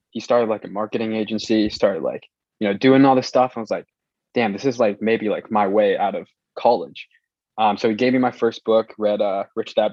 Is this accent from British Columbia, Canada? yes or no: yes; Vancouver, British Columbia, Canada; born there; also born or lived in Hong Kong; So I was actually born in uh, Vancouver.